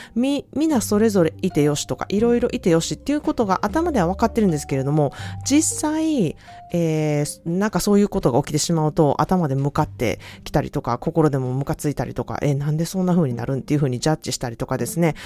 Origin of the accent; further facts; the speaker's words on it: Osaka, Japan; moved away as an adult; now in California, United States; 私は、あの、大阪出身なので